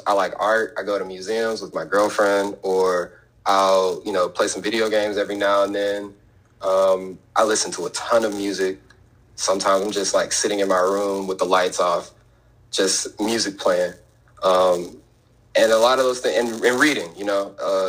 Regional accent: Chicago, Illinois, United States; I was born in Chicago

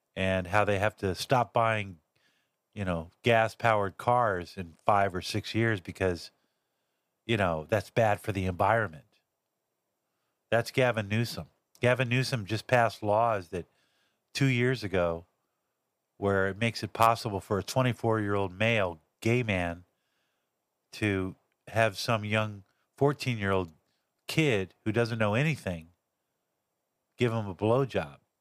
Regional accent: Los Angeles, California, United States; also born or lived in Santa Barbara; I'm actually from Los Angeles

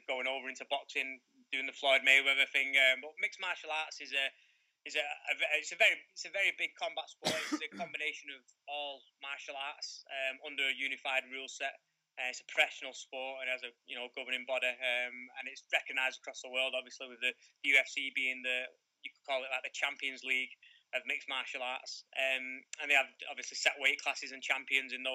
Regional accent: Salford, North West England, United Kingdom; I grew up in Salford

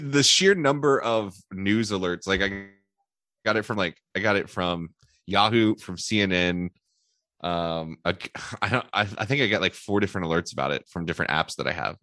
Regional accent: Houston, Texas, United States; I'm from Houston

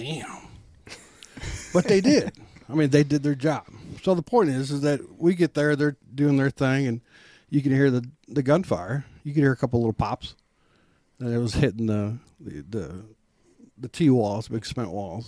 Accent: Iowa, United States; moved away as an adult; now in Kansas City, United States; growing up on an Iowa farm boy

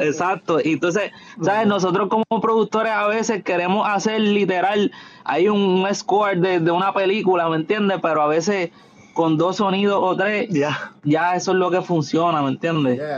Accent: the West of Puerto Rico, Puerto Rico; yo soy de allá, somos de allá del West, de Puerto Rico

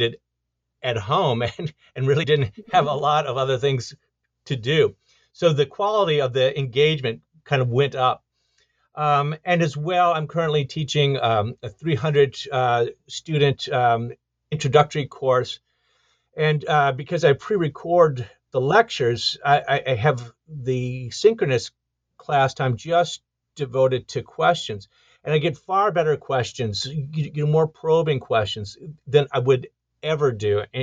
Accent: Detroit, Michigan, United States; I grew up in Detroit, Michigan, and I, that was in the 1970s

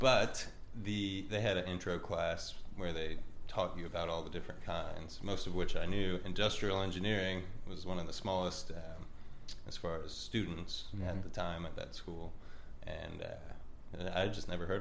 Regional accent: Louisville, Kentucky, United States; Raised right here in Louisville, Kentucky

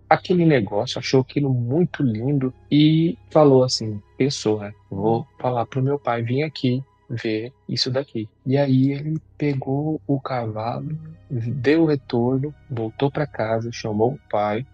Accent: Goiás, Brazil; Eu sou aqui do estado de Goiás

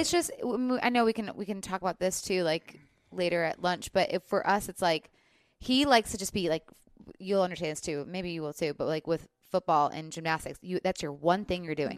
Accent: Midwest, United States; also born or lived in Los Angeles; now in Nashville, United States; I'm from the Midwest

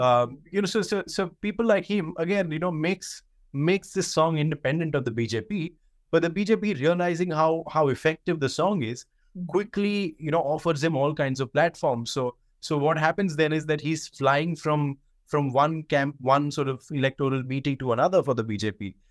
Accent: India; growing up in India

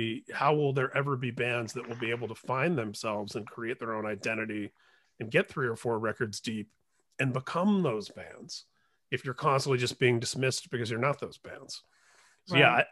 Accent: Midwest, United States; I grew up in the Midwest

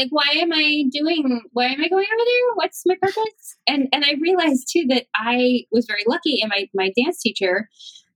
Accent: Pittsburgh, Pennsylvania, United States; moved away

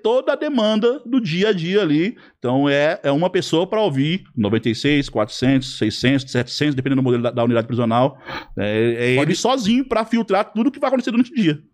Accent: Lavínia, São Paulo, Brazil; now in Mirandópolis, Brazil; Eu sou lavinense, sou lá da sua região

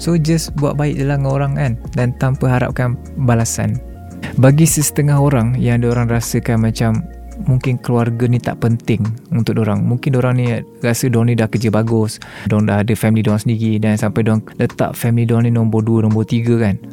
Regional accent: Kuala Lumpur, Malaysia; Ha, so aku membesar di Keramat. Aku dengan adik aku je yang lahir kat KL kot.

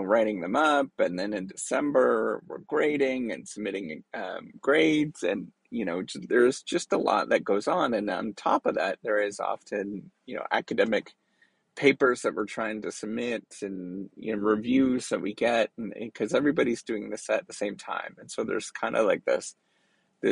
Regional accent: Canada; Growing up in Canada

